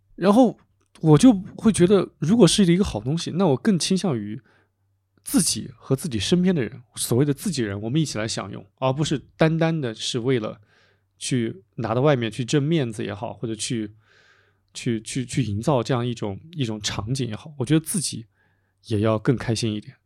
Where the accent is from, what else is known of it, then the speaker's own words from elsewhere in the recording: Anhui, China; now in Chengdu, China; 我现在在成都嘛，其实我不是成都人，我是安徽人，父母现在在安徽的一个嗯，一个，就我的老家生活